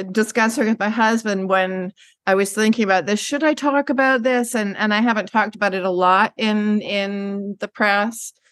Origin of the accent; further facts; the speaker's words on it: Vancouver, British Columbia, Canada; also born or lived in Richmond; having family on the island, and and growing up in Vancouver and Richmond, one of the suburbs